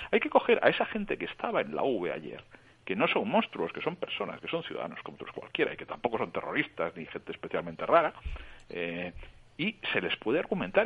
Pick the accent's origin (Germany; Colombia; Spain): Spain; Barcelona, Catalonia; yo que soy de Barcelona